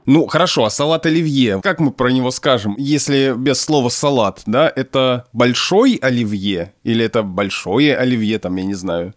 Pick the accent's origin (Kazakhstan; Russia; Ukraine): Russia; Obninsk, Kaluga Oblast; Я родился и вырос в Обнинске, Калужская область, Центральная Россия